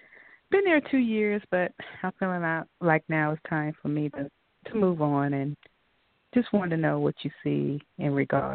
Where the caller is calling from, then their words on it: Georgia, United States; caller from Georgia.